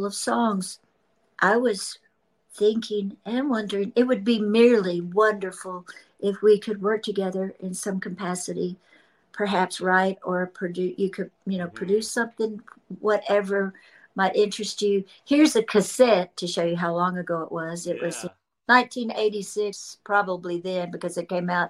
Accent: Memphis, Tennessee, United States; moved away as an adult; now in Nashville, United States; I'm from Memphis and I've lived in Nashville since I was 18 as my permanent residence.

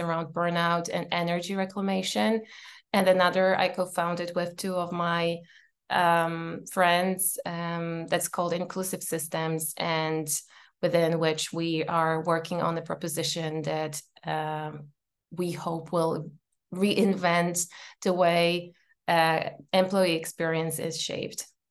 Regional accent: Poland; moved away as an adult; now in Edinburgh, United Kingdom; I am from Poland. I live in Edinburgh, in, in, in Scotland, and I have moved here five years ago

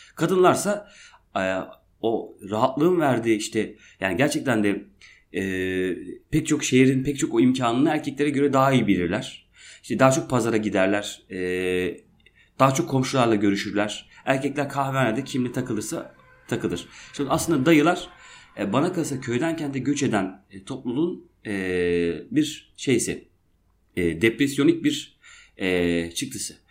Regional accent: Şenkaya, Erzurum, Turkey; now in Izmir, Turkey

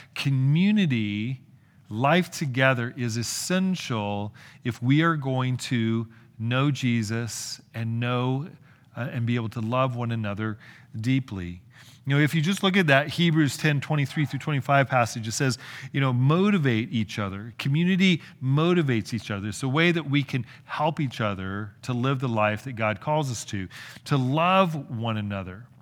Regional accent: California, United States; I'm from California

